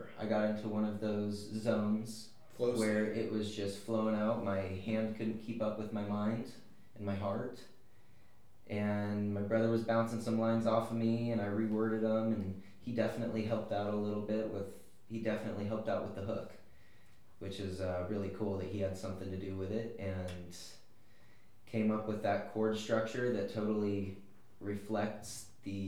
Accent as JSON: {"language": "English", "town": "Susanville", "region": "California", "country": "United States", "tie": "born or raised there", "moved": "as an adult", "lives_now": "Nashville, United States", "said": "I grew up in a super small town just 15 minutes west of the Nevada border called Susanville"}